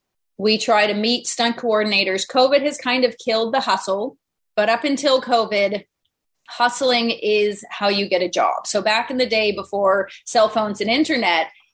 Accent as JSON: {"language": "English", "region": "Vermont", "country": "United States", "tie": "born or raised there", "moved": "yes", "said": "I was raised in Vermont."}